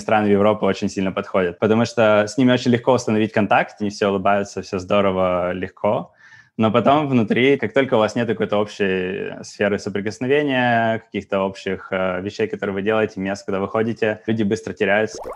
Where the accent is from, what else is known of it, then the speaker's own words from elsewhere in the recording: Yekaterinburg, Sverdlovsk Oblast, Russia; moved away as an adult; also born or lived in Saint Petersburg / Germany; Я из Екатеринбурга